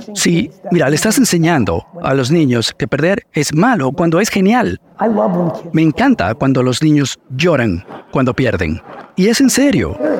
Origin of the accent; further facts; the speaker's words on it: Edison, New Jersey, United States; also born or lived in Soviet Union; Porque no fue solo Tamara, fueron las calles de Edison, New Jersey